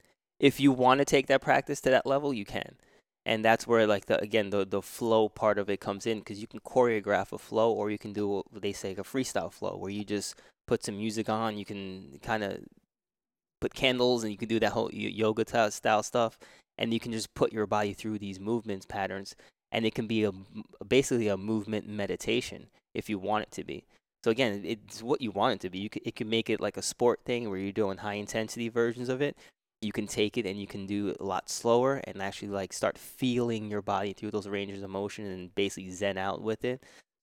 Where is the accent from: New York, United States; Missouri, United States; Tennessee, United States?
New York, United States; I grew up in New York, so we were always climbing fences, and we were playing basketball, playing baseball, football.